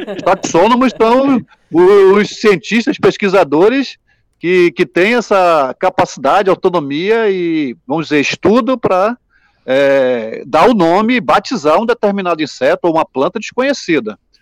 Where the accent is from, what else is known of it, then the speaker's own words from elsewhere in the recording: Manaus, Amazonas, Brazil; sou de Manaus